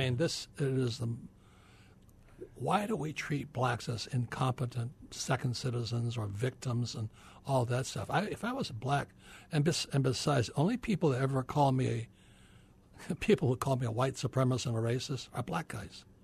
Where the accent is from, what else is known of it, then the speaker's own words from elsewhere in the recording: Hawaii, United States; I was born in Hawaii, I'm fourth generation Japanese American, and my poor dad was the head of education for the state of Hawaii